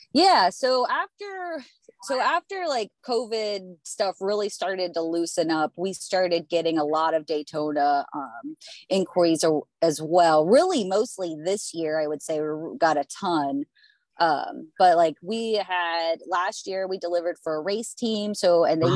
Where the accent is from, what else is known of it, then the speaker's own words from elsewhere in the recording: Pennsylvania, United States; I'm from Pennsylvania